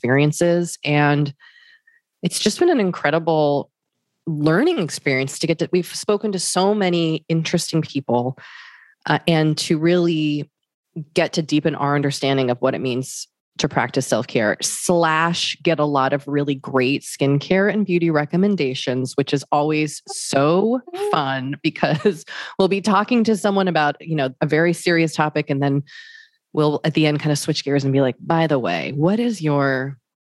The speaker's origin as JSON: {"language": "English", "town": "Boston", "region": "Massachusetts", "country": "United States", "also_born_or_lived": "New York City", "moved": "yes", "lives_now": "Los Angeles, United States", "said": "We're both from Boston, lived in New York City, and now live"}